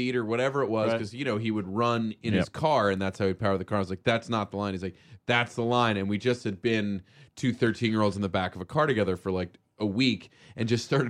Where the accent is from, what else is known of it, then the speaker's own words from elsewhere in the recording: Australia; I'm Australian, but I got that New York accent guy coming